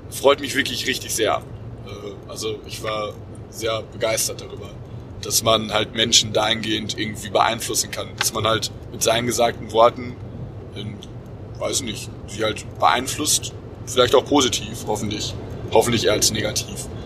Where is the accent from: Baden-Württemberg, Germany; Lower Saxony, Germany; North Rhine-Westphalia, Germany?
North Rhine-Westphalia, Germany; Cologne; wir natürlich als Kölner Jungen.